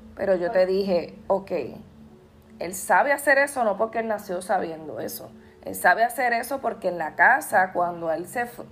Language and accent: Spanish; Puerto Rico